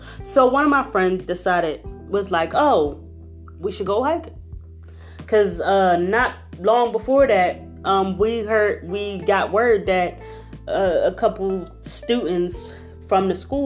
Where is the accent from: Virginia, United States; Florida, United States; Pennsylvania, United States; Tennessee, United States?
Pennsylvania, United States; Philadelphia; I am from Philadelphia. So all I know is weeds, cement, city life, cars